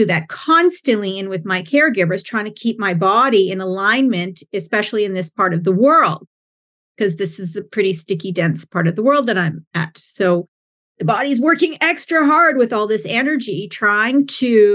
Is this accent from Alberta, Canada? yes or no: yes; Alberta, Canada; moved away; I'm actually from Alberta. So I got the mountains, and my family's from BC, British Columbia